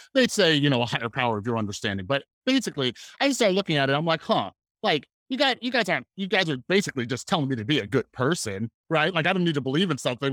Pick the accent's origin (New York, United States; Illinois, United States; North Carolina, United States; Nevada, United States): Nevada, United States; Las Vegas; I grew up here in Las Vegas